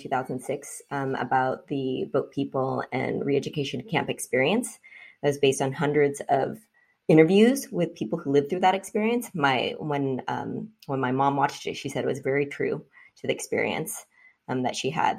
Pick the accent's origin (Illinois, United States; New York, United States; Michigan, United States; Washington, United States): Washington, United States; Seattle; first language Vietnamese; also born or lived in Vietnam / United Kingdom; I was born in Vietnam. And I came to the U.S. with my parents as boat people in 1979. I was not quite 2 months old. And we settled in Seattle